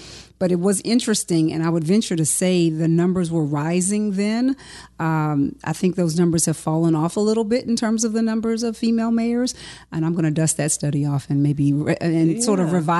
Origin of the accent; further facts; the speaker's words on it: Baton Rouge, Louisiana, United States; Growing up in North Baton Rouge in the Scotlandville community has been sort of inextricably a part of my life.